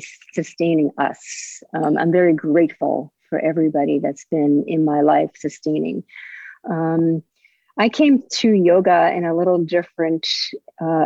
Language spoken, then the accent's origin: English; New York, United States; now in Delray Beach, United States; I grew up in New York